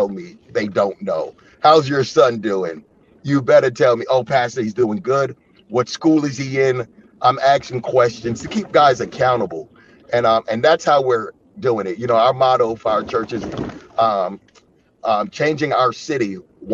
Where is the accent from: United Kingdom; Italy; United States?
United States; Yonkers, New York; moved away as an adult; now in Chicago, United States; I'm from a city called Yonkers